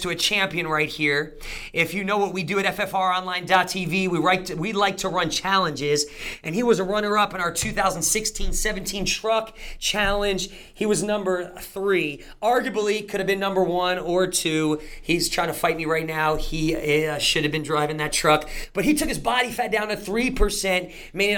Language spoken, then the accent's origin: English; New Jersey, United States; moved away; I'm from Jersey